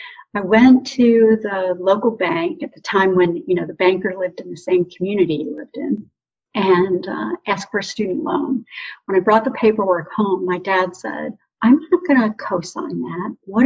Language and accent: English; Ontario, Canada; also born or lived in Detroit, Michigan, United States; now in Scottsdale, United States; I grew up in southern Ontario, Canada, and suburban Detroit, Michigan, which is why I now live in Scottsdale, Arizona.